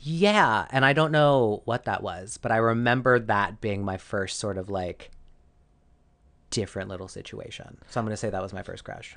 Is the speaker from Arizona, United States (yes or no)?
yes; Arizona, United States; I grew up in Arizona.